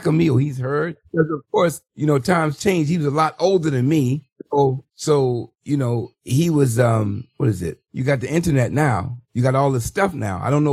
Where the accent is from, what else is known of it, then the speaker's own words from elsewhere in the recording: Baltimore, Maryland, United States; I'm from East Baltimore